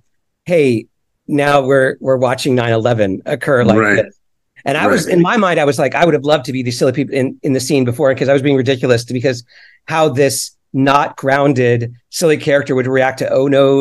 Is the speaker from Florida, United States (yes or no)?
yes; Florida, United States; I grew up in Florida.